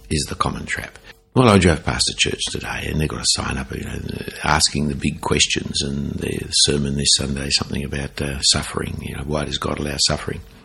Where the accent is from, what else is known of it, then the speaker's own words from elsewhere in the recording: Sydney, New South Wales, Australia; when I grew up in Sydney